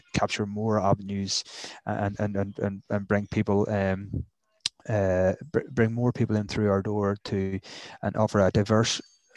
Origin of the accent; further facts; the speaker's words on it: Newcastle, United Kingdom; I'm from Newcastle